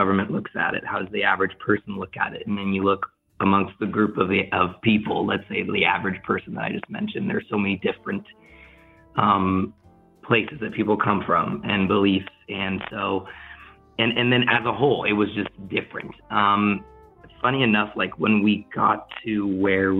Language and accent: English; United States; moved away as an adult; now in Netherlands; my wife and I were both born in the United States.